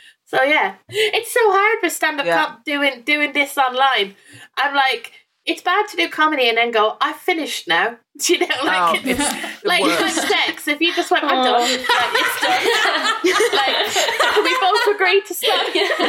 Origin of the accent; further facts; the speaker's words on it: Ireland; now in England; because I moved from Ireland to England, I left a lot of my stuff here. So behind me is like a piece of art that I had in my house in Ireland that I didn't bring over with me to England.